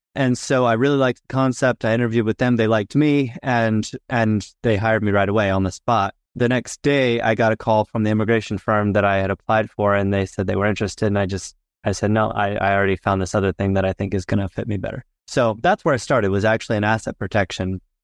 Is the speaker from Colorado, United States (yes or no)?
no; Florida, United States; moved away as an adult; also born or lived in Utah / Washington, D.C. / Houston, Texas; now in Southern Utah, United States; I was born and raised in Florida, go back actually several